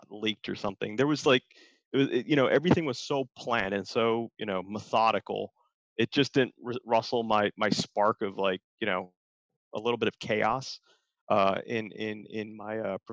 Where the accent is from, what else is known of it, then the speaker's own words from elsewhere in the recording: Detroit, Michigan, United States; also born or lived in Chicago, Illinois; now in Texas, United States; I grew up in Chicago and mostly Detroit